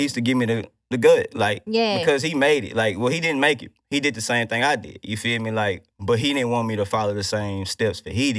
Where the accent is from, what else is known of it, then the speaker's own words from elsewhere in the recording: Houston, Texas, United States; Yeah, I'm from Houston.